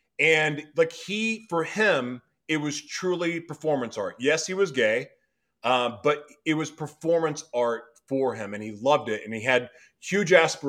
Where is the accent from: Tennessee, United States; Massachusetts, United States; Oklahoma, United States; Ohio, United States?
Oklahoma, United States; moved away; I didn't see a lot of that growing up in Oklahoma.